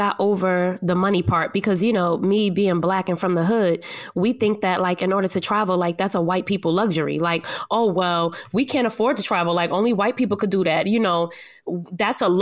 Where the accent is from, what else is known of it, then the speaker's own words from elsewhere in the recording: East Orange, New Jersey, United States; Growing up in East Orange